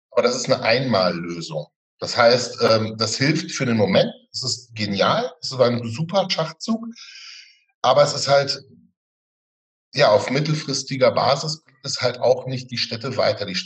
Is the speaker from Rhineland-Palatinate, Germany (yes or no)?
no; Witten, North Rhine-Westphalia, Germany; du kommst aus Hattingen, ich komme aus Witten, liegt nah, äh, nah beieinander.